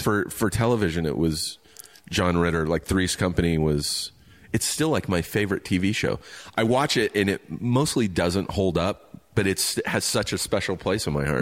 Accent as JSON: {"language": "English", "town": "Riverside", "region": "California", "country": "United States", "tie": "born or raised there", "said": "I grew up grew up in Riverside"}